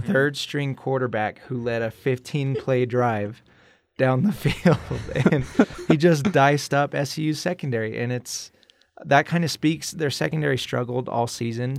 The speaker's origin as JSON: {"language": "English", "town": "Brigham City", "region": "Utah", "country": "United States", "tie": "born or raised there", "said": "I grew up in Brigham City, Utah. It's about an hour north of Salt Lake"}